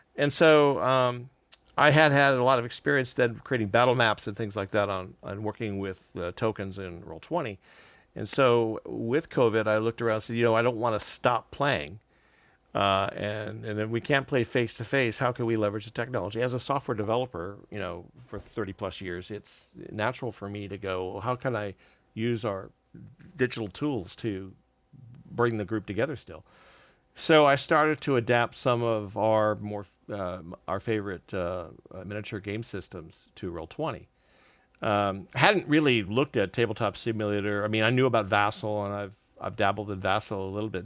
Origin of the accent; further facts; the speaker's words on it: Southern California, United States; moved away as an adult; now in Houston, United States; I'm not a native of Houston. I'm actually originally from Southern California, but we've been here, I've been here since two thousand one